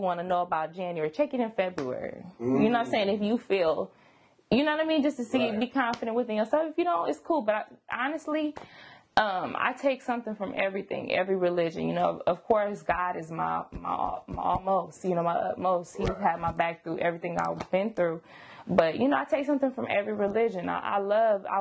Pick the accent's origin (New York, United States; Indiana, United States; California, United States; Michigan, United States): California, United States; Sacramento; I was born in Sacramento, South Sac, all day long